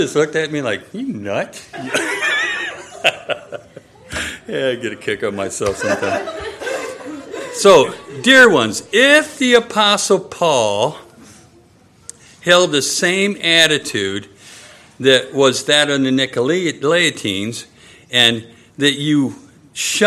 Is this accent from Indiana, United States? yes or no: no; Michigan, United States; When Nanette and I were growing up in Michigan, at my house, we had these enormous oak trees